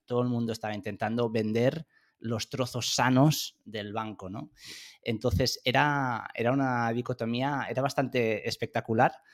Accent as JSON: {"language": "Spanish", "country": "Spain", "also_born_or_lived": "France / London / United States", "moved": "as an adult"}